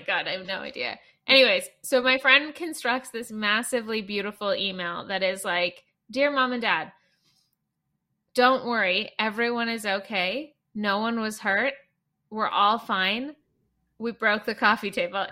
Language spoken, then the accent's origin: English; Canada; I'm Canadian